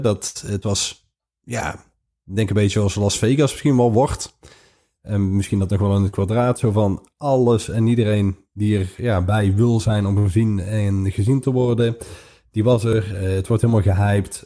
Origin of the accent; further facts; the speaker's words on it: Netherlands; we uit Nederland komen